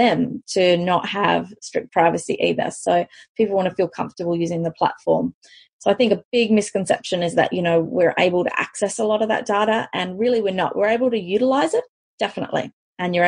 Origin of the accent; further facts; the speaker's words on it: South Africa; moved away; I'm originally from South Africa